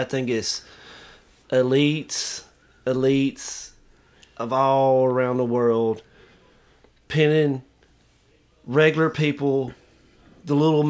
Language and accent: English; United States; These are my God-given rights for being born in this country.